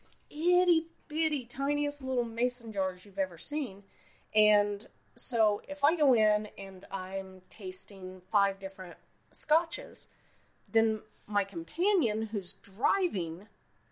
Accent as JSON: {"language": "English", "region": "Oklahoma", "country": "United States", "tie": "born or raised there", "also_born_or_lived": "Nebraska / Iowa / Ohio", "moved": "yes", "lives_now": "Akron, United States", "said": "I grew up in Oklahoma. I bounced around Nebraska and Iowa for a little. I eventually ended up in Ohio"}